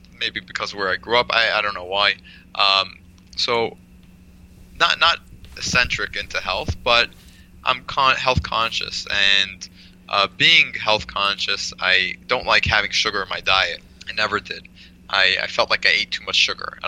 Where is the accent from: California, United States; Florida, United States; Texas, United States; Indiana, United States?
California, United States; Marin County; moved away; also born or lived in Australia / Israel / New York; I am the child of Chabad Shluchim that grew up in Marin County, California, originally. That's like the San Francisco Bay Area